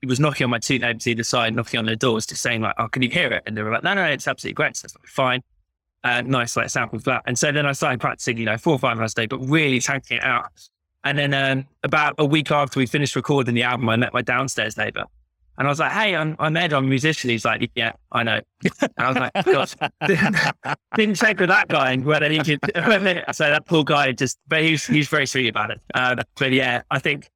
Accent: London, United Kingdom; I'm a London boy myself. Like, I grew up in Wimbledon

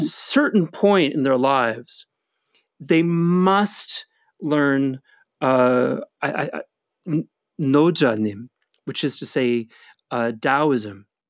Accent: United States; as an American

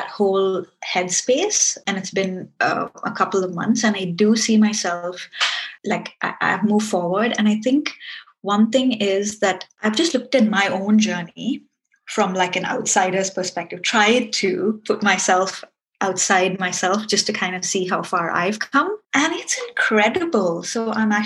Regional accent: Singapore; now in United Kingdom; I live in the UK, but I'm from Singapore, but I'm Indian

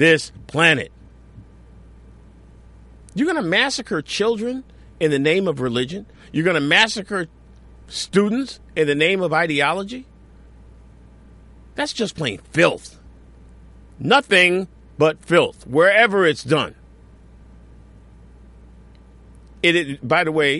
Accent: Newtown, Connecticut, United States; now in New York City, United States; I grew up in Newtown, Connecticut

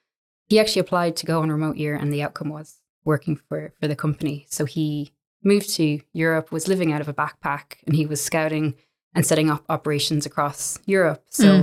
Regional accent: Ireland; also born or lived in Jeddah, Saudi Arabia; So I'm from Ireland. I grew up in Jeddah in the Middle East for the bulk of my schooling.

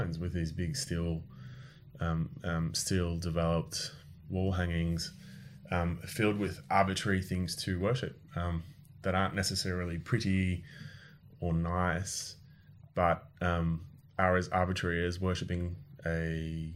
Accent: Australia; moved away as an adult; now in France; we moved to France from Australia

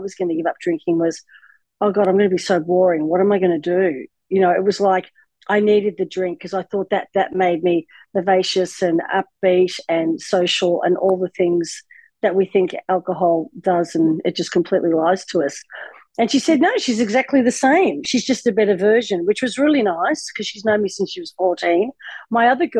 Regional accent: Australia; moved away as an adult; also born or lived in United States; I relocated from America back to Australia, and I'd been in America 20 odd years

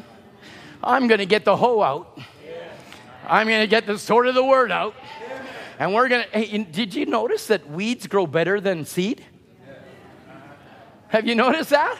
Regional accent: Chilliwack, British Columbia, Canada; I grew up in Chilliwack

